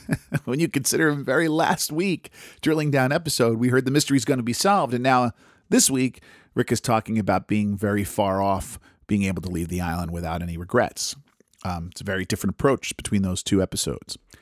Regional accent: United States; I'm American

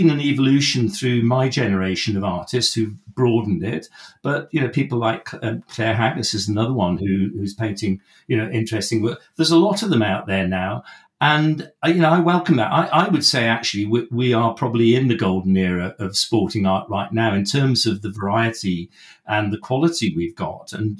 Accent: West Wales, United Kingdom; I grew up in West Wales

